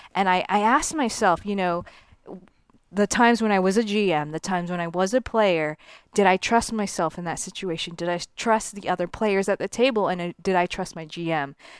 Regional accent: Miami, Florida, United States; moved away; when I was a kid growing up in South Florida

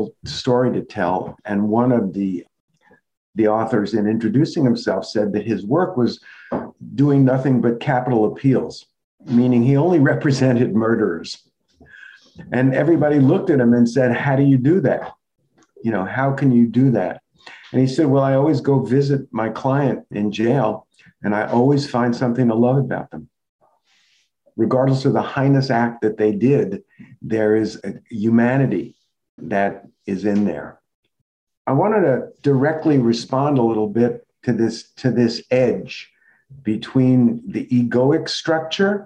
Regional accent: New York City, New York, United States; growing up in the New York City metro area

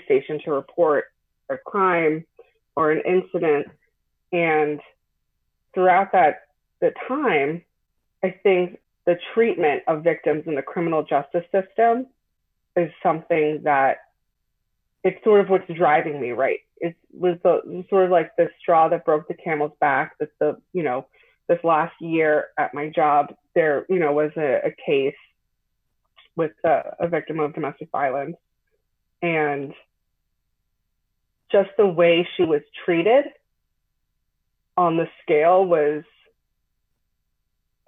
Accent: Long Island, New York, United States; moved away as an adult; also born or lived in Hudson Valley, New York; now in Albany, United States; I'm from Long Island originally

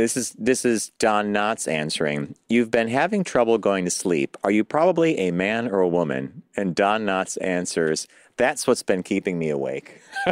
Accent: Pittsburgh, Pennsylvania, United States; I was born in Pittsburgh, and that's where my mom is from.

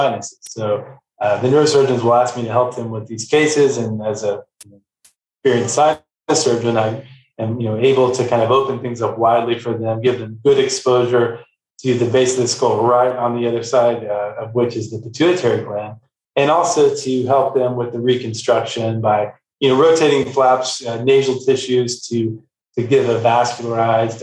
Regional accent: Texas, United States; I'm from Texas originally

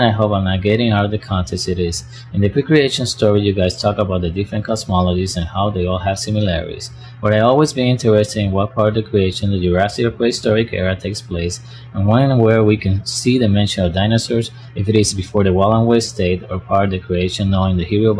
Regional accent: Puerto Rico; now in Cleveland, United States; I'm from Puerto Rico, living in Cleveland, Ohio.

